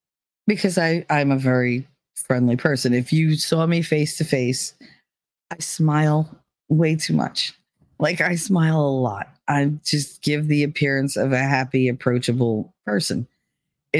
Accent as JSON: {"language": "English", "region": "New Jersey", "country": "United States", "accent": "Jersey"}